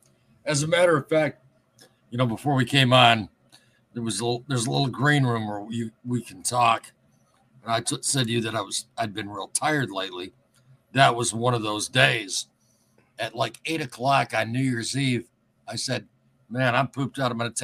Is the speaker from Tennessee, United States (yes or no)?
no; Flint, Michigan, United States; I was born and raised in Flint.